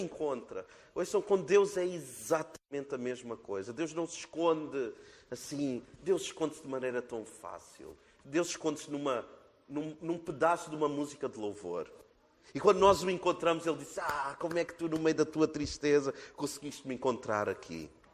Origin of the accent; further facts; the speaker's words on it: Portugal; nós, como portugueses